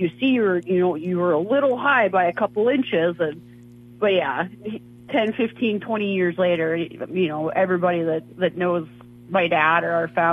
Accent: North Dakota, United States; moved away; I grew up in North Dakota

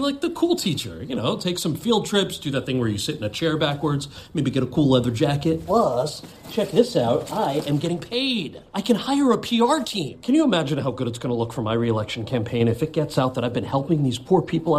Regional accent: New Jersey, United States; when I was a kid growing up in New Jersey. That wasn't my world. I had so many Indian uncles who reminded me of George Costanza

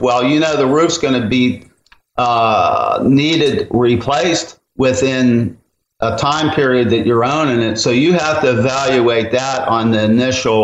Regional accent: Pennsylvania, United States; moved away; where I grew up in Pennsylvania

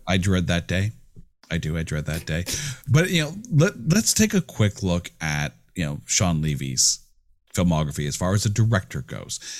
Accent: Canada; I'm Canadian

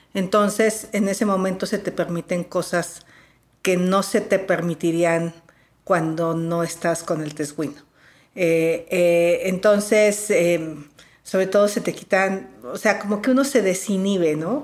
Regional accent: Valle del Mezquital, Hidalgo, Mexico; moved away as an adult; now in Mexico City, Mexico; yo soy del Valle del Mezquital

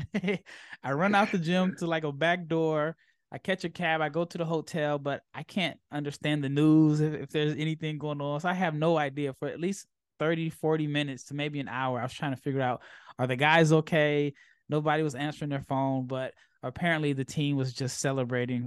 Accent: United States; as an American

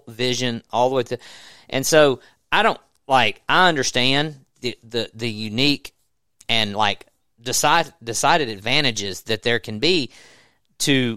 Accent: the South, United States; I grew up in the South

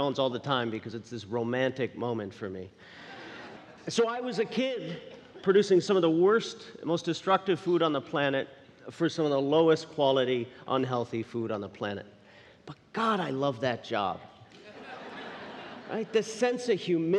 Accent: Newfoundland and Labrador, Canada; moved away; I was born and raised in Newfoundland, Canada, dropped out of high school when I was 14 and headed out to sea

